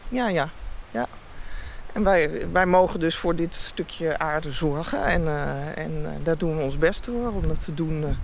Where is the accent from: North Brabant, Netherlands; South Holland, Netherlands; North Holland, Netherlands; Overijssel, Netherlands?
North Holland, Netherlands; Heemstede; also born or lived in Amsterdam; now in Friesland, Netherlands; Ik ben in Amsterdam geboren en opgegroeid in Heemstede bij Haarlem